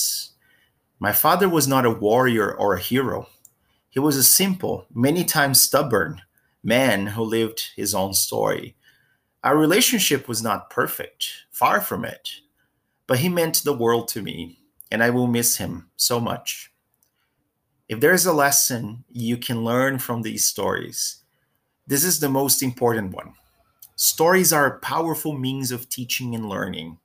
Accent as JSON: {"language": "English", "country": "Brazil", "tie": "born or raised there", "said": "my hometown in Brazil"}